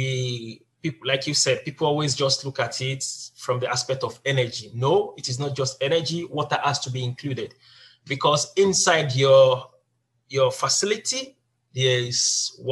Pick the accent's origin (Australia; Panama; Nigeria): Nigeria; moved away as an adult; now in South Korea; I'm from Nigeria